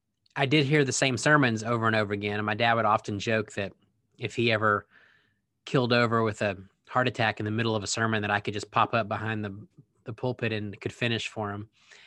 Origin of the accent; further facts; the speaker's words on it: Waco, Texas, United States; accent: Texas drawl; Well, I'm a Texan. I've lived in a lot of different places since then. I've been told that I've lost a lot of my Texas draw.